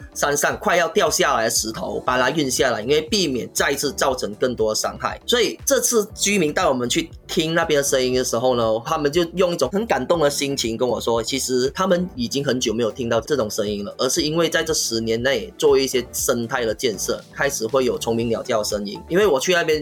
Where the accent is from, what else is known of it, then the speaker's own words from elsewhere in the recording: Penang, Malaysia; moved away as an adult; now in Taichung, Taiwan; 我是来自马来西亚槟城的